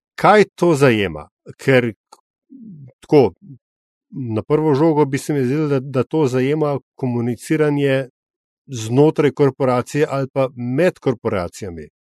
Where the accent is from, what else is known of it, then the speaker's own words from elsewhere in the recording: Slovenia; sem vendar iz Slovenije